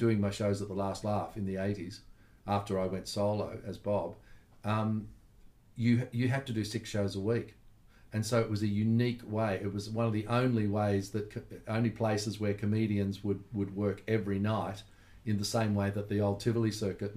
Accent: Melbourne, Victoria, Australia; Growing up in Melbourne was really, I was really blessed growing up in Melbourne

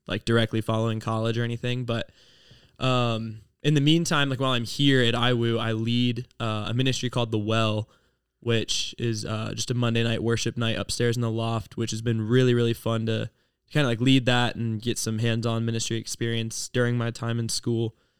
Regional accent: Ohio, United States; I'm from Ohio

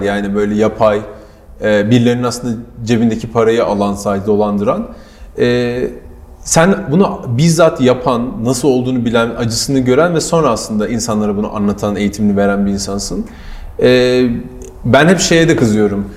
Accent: Ankara, Turkey; benim hep burada büyüdüğüm Ankara Çay Yolu'nda

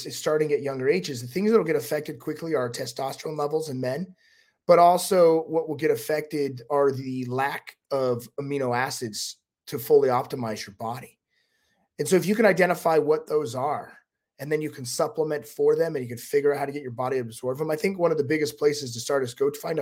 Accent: Utah, United States; I'm from Utah

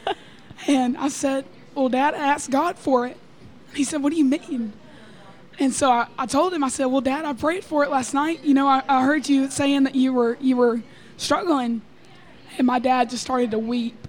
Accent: Texarkana, Texas, United States; I am from Texarkana, Texas

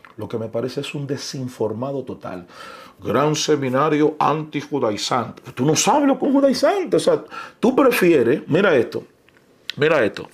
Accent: Dominican Republic; Yo soy dominicano.

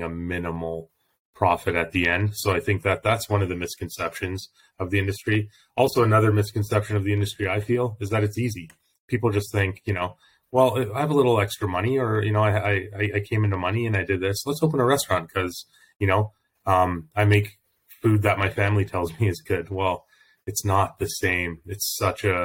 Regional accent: Calgary, Alberta, Canada; also born or lived in Toronto; So I've lived in Calgary since I was 9 years old. We moved from Toronto when I was little

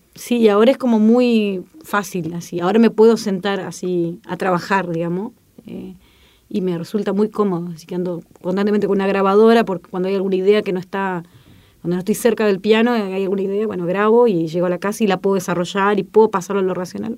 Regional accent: Chile; moved away; soy chilena

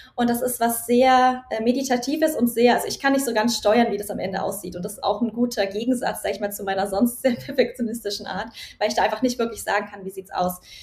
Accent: Nuremberg Metropolitan Region, Bavaria, Germany; Ich komme aus der Metropolregion Nürnberg. Äh, da bin ich aufgewachsen und da lebe ich auch noch

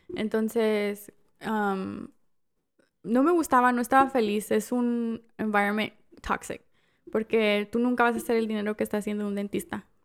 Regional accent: Mexico; now in United States; soy la única mexicana

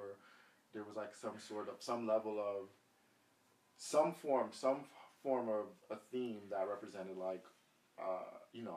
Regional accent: New York City, New York, United States; also born or lived in Jamaica; I'm from Brooklyn, and I'm from the suburbs

